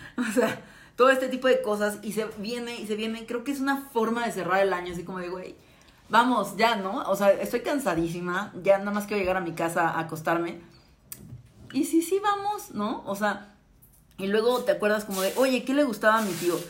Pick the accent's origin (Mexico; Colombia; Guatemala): Mexico; somos vecinos de Estados Unidos